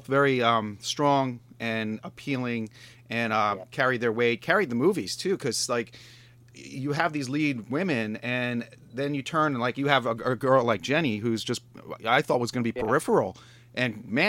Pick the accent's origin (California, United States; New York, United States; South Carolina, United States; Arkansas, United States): New York, United States; now in Pittsburgh, United States; I'm actually not a Pittsburgher, but I've been here for so long, I should be. I'm from New York originally.